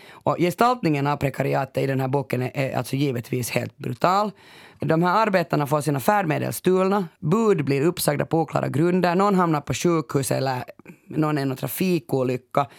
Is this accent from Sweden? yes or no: no; Finland; Jag kommer ju från Finland och en bastukultur